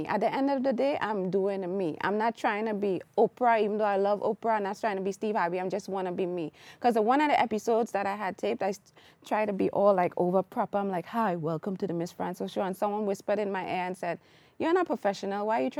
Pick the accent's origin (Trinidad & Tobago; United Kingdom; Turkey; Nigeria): Trinidad & Tobago; And I am Trinidadian.